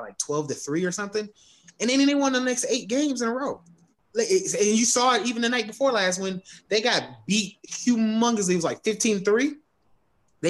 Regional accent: Georgia, United States; moved away as an adult; now in Charlotte, United States; I am from Georgia, and I don't live in Georgia anymore. I moved to Charlotte

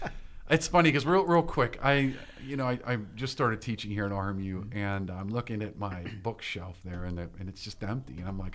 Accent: Pittsburgh, Pennsylvania, United States; That's my hometown. That's where I grew up at.

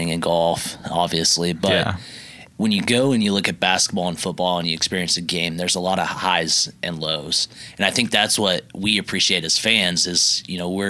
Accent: Bethany, Oklahoma, United States; Grew up right in Bethany, Oklahoma

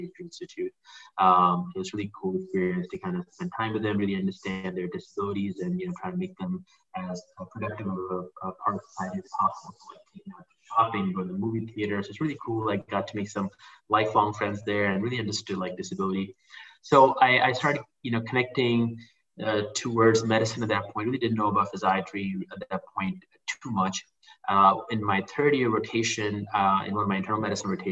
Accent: Pakistan; moved away as an adult; also born or lived in Malaysia; now in Chicago, United States; I grew up in Pakistan. I moved when I was 18 to the U.S.

